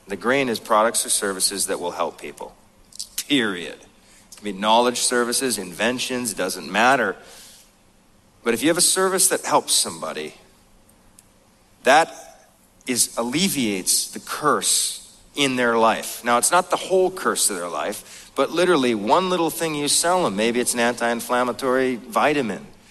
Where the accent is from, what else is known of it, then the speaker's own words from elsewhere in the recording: North Dakota, United States; moved away; I grew up in this mobile home, and I grew up in North Dakota